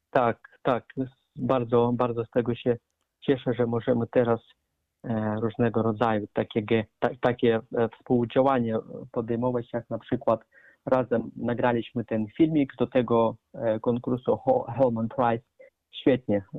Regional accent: Arkhangelsk, Arkhangelsk Oblast, Russia; now in Poland; urodziłem się w Federacji Rosyjskiej, w Archangelsku

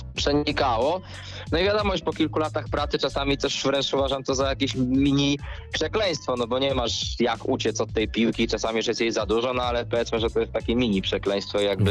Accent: Ząbki, Masovian Voivodeship, Poland; ja jestem z Ząbek

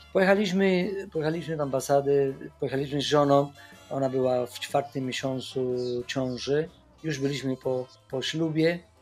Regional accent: Havana, Cuba; Polish is a second language; moved away as an adult; also born or lived in Łódź, Poland / Wrocław, Poland; now in Poland; po ukończeniu, e, szkoły średniej muzycznej w Hawanie

